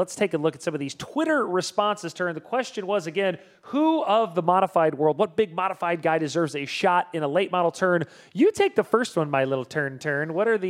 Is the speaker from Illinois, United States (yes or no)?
yes; Illinois, United States; we're from Illinois